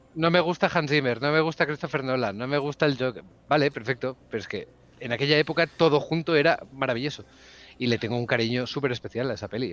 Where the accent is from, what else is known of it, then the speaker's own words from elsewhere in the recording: Barcelona, Catalonia, Spain; also born or lived in Huesca; yo nací en Huesca, ah. eh, la, capital, la capital mundial, pero vivo en, vivo en Barcelona desde que tengo 5 o 6 años